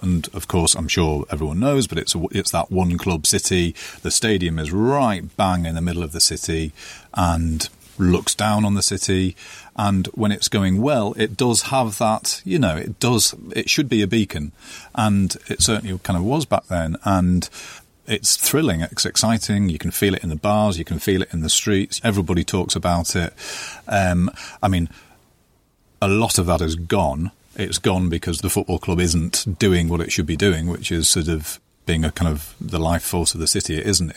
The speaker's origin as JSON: {"language": "English", "region": "North East England", "country": "United Kingdom", "said": "I felt like I was from the Northeast"}